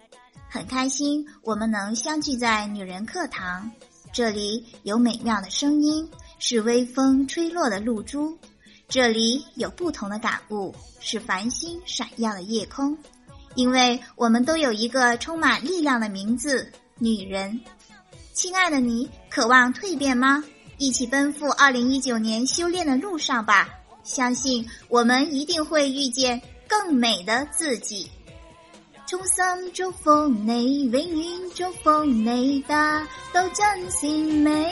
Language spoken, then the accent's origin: Chinese; Guangxi, China